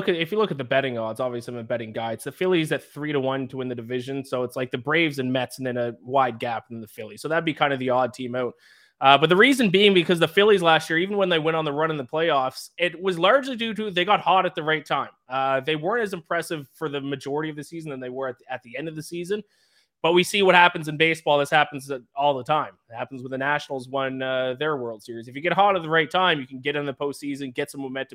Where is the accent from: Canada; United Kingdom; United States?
Canada; I'm Canadian